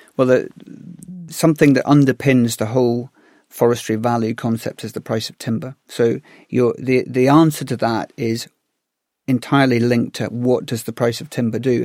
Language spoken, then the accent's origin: English; Galloway, Scotland, United Kingdom; I grew up in Galloway, which is the most forested part of the UK.